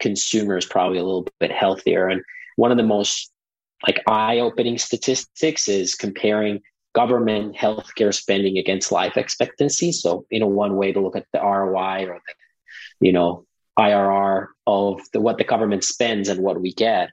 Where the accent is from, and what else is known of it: Finland; moved away